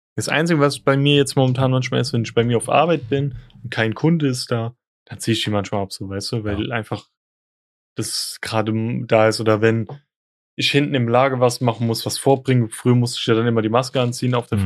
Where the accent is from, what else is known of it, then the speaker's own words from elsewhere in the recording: Frankfurt, Hesse, Germany; bei uns in Frankfurt